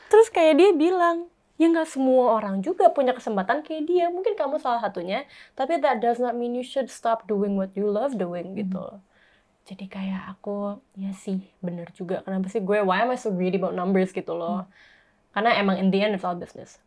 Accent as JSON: {"language": "Indonesian", "town": "Bandung", "region": "West Java", "country": "Indonesia", "said": "aku orang Bandung"}